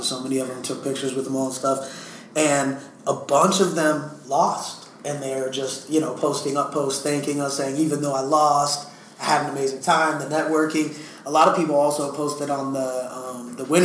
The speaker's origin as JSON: {"language": "English", "town": "Portland", "region": "Oregon", "country": "United States", "moved": "as an adult", "lives_now": "Miami, United States", "said": "I'm from Portland"}